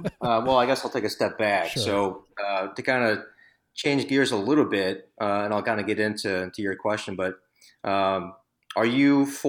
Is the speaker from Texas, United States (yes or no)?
no; St. Louis, Missouri, United States; a lot of the thick and thin of the 80s, growing up in St. Louis, and then went to school there from 98, 2002